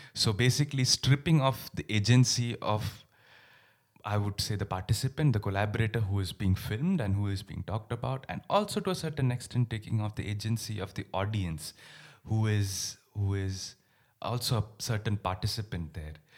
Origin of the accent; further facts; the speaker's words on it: India; moved away; My roots are in India. I grew up in India